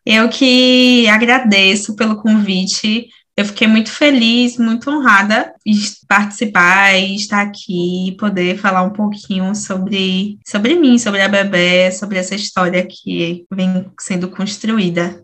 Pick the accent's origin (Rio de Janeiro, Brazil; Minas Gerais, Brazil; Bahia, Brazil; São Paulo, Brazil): Bahia, Brazil; Salvador; Sou, sou daqui, nasci daqui e continuo, permaneci e vivi minha vida inteira aqui em Salvador também